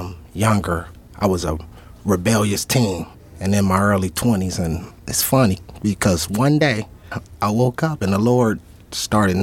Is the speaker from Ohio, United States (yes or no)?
yes; Canton, Ohio, United States; also born or lived in Akron, Ohio; I'm from Canton